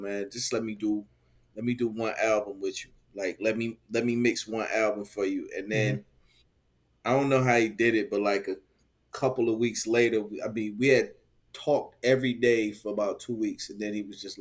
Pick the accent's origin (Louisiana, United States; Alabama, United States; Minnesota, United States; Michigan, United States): Michigan, United States; Detroit; born and raised in Detroit, East Side